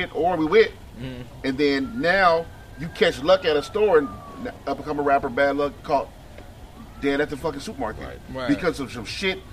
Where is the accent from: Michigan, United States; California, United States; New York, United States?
California, United States; Los Angeles; Because of where I grew up, who I was raised around, Watts, California